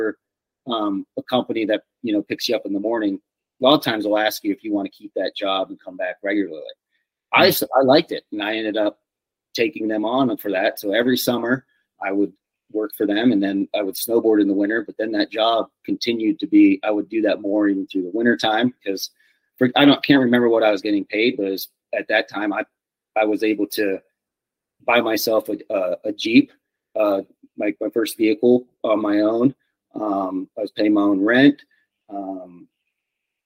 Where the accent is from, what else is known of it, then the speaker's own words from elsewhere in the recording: Pennsylvania, United States; moved away as an adult; now in Lake Tahoe, United States; originally I'm from Pennsylvania on the East Coast.